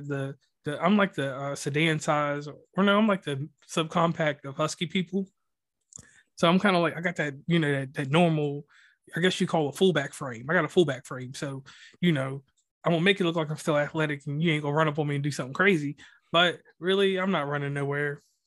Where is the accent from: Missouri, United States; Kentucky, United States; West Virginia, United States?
West Virginia, United States; where I'm from, you, I'm considered an Ohioan. I'm considered from Ohio